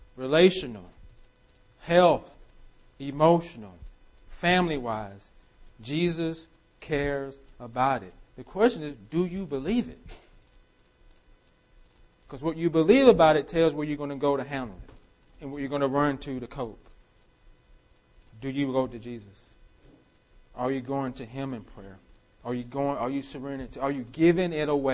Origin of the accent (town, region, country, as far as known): United States